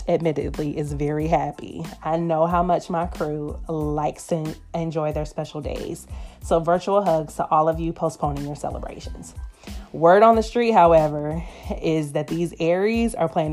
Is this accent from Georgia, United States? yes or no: yes; Atlanta, Georgia, United States; accent: Southern; now in Los Angeles, United States; LA is where I reside, Atlanta, GA will always be home and is the source of my Southern accent